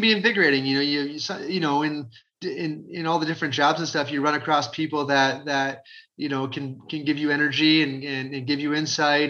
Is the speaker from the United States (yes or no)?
no; Crystal Beach, Ontario, Canada; when I was a high school kid, to live in Crystal Beach